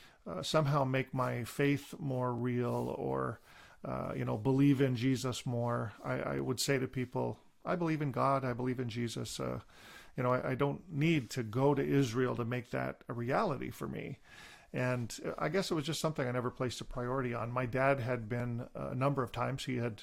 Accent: Deseronto, Ontario, Canada; I was born and raised in Deseronto, Ontario, which is near kind of the Belleville area, eastern Ontario, on a First Nations reserve.

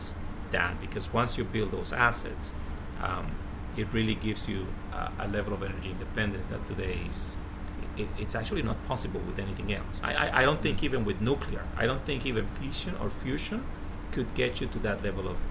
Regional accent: Colombia; I'm from Colombia. Colombia has a lot of oil. We don't have a single refinery

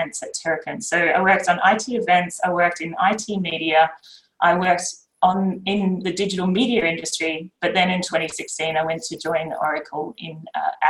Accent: Queensland, Australia; moved away as an adult; also born or lived in Japan / Sydney; I grew up in Queensland.

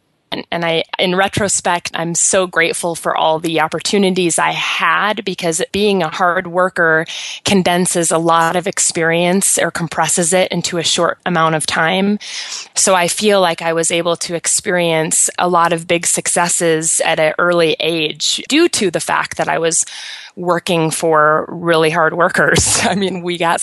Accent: Colorado, United States; also born or lived in East Coast; I moved back from the East Coast to Colorado, which is where I'm from

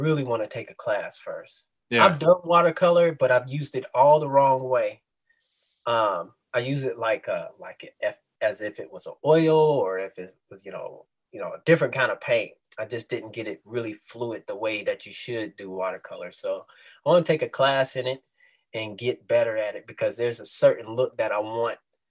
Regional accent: Dayton, Ohio, United States; moved away as an adult; also born or lived in San Antonio, Texas / Cincinnati, Ohio; now in St. Louis, United States; I'm originally from Dayton, Ohio, okay. Born and raised

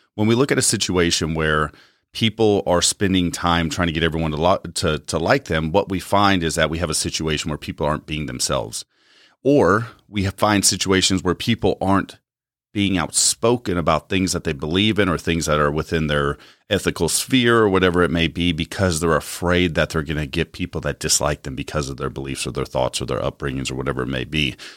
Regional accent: United States; As American citizens

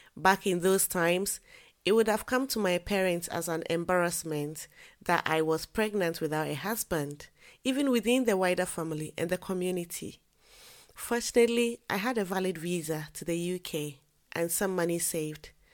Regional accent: Ghana; moved away as an adult; I am a Ghanaian by birth. I lived in Ghana until I completed university.

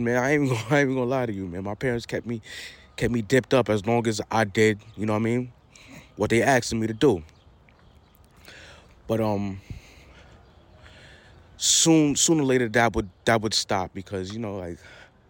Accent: New York City, New York, United States; I'm from Queens, New York, Queens Village, Backstreets to be exact

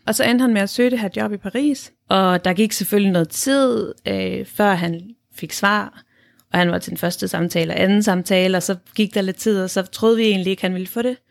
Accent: Denmark; moved away as an adult; vi oplever at bo i udlandet som danskere

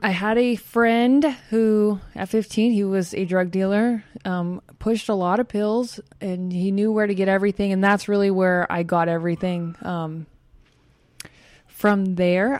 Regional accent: Bakersfield, California, United States; I'm from Bakersfield, and out there it's very well known to do lots of drugs, especially at that age

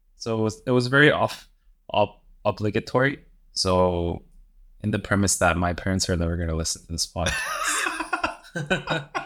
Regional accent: Daegu, South Korea; moved away; Daegu, which is my hometown and which is also where my parents live

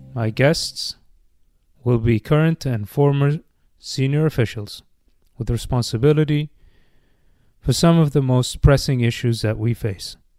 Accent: Bahrain; moved away as an adult; now in United States; As a kid growing up in Bahrain

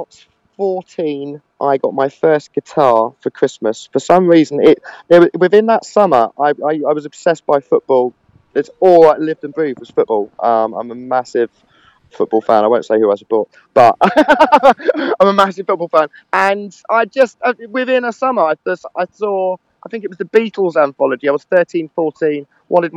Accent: London, United Kingdom; also born or lived in Camden Town, London; I'm from Edgware originally, so I'm from the furthest point of North London

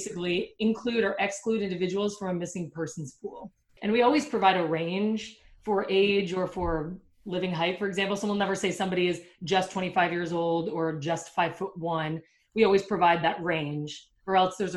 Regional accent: Canada; moved away; I'm from Canada

